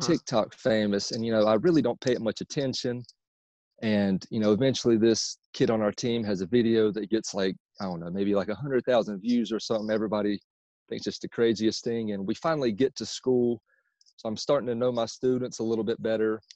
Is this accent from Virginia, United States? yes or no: no; Myrtle Beach, South Carolina, United States; now in Charlotte, United States; I'm originally from uh, Myrtle Beach, South Carolina, but I currently live in Charlotte, North Carolina